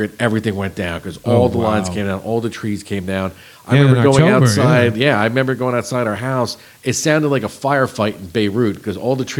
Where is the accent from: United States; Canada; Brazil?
United States; Northeast; now in Texas, United States; I'm from the Northeast.